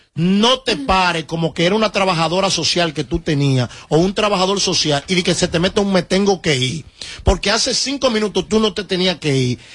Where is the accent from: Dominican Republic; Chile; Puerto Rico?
Dominican Republic; moved away; para crecer en mi país